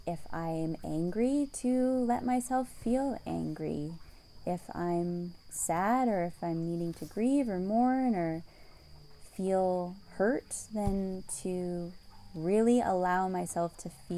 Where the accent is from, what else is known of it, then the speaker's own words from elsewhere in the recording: North Vancouver, British Columbia, Canada; moved away as an adult; also born or lived in London / Hong Kong / Paris; I grew up in Vancouver, Canada.